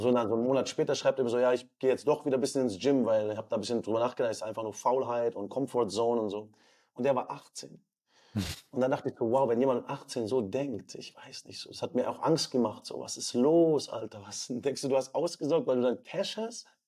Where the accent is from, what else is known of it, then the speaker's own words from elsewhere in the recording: Southern Germany, Germany; Wir sind in Süddeutschland aufgewachsen